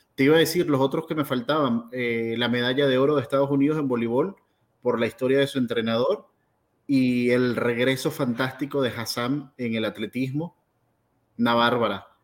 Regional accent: Venezuela; para mí como venezolano

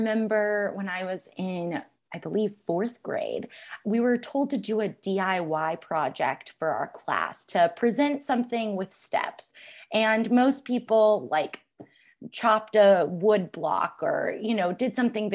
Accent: Alpharetta, Georgia, United States; I grew up in Alpharetta, Georgia

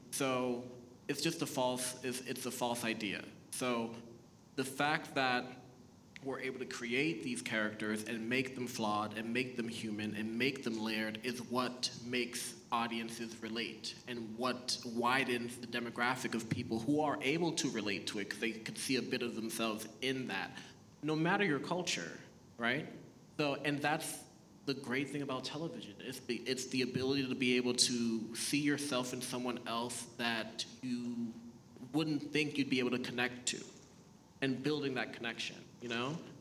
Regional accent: Boston, Massachusetts, United States; first language Haitian Creole; English is a second language; also born or lived in Haiti; I was born in Haiti, um, moved to the States when I was four. We moved to Boston, Massachusetts

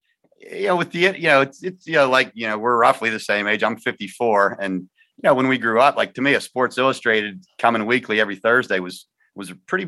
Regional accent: Punxsutawney, Pennsylvania, United States; I have not moved far from my birthplace. I was born in Punxsutawney and I still live here.

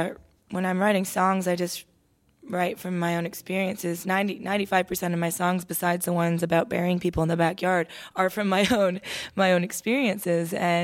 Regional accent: Toronto, Ontario, Canada; I feel like I was a daughter of two immigrant parents growing up in Toronto. My mom, Irish, my dad, Mexican.

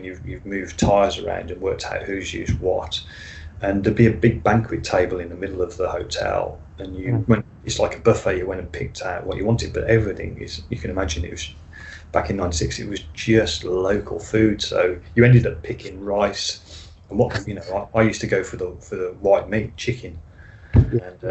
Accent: United Kingdom; being British

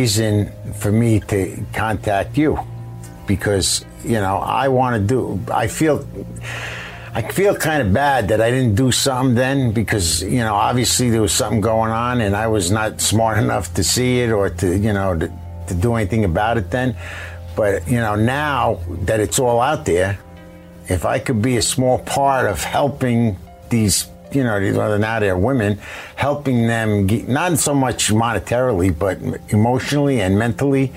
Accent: New Jersey, United States; I'm from New Jersey. I know the area.

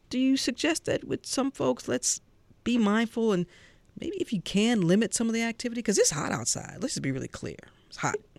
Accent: St. Louis, Missouri, United States; I grew up in St. Louis where it was hot

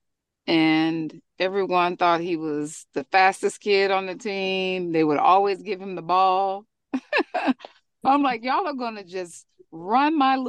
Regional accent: Frisco, Texas, United States; we're from Frisco, Texas

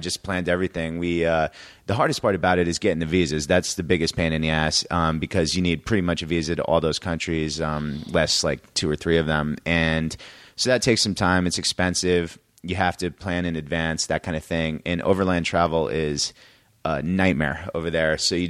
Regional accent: Connecticut, United States; I grew up in Connecticut.

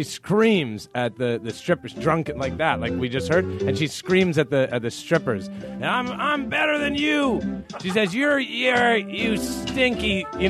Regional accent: Canada; she said that I was from Canada

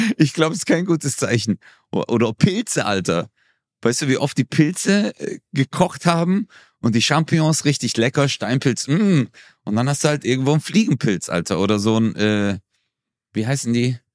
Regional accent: Turkey; bei uns in der Türkei

